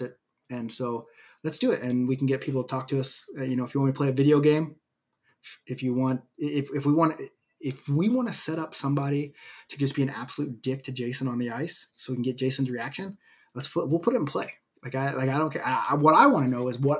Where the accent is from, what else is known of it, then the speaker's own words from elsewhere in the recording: United States; I grew up in the United States